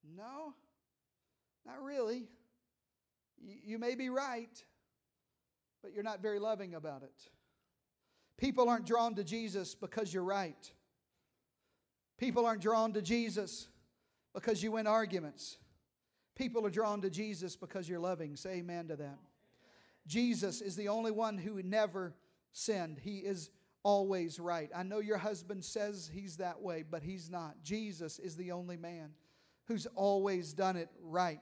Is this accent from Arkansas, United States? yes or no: yes; Eastern Arkansas, United States; I'm from Eastern Arkansas. We say it like this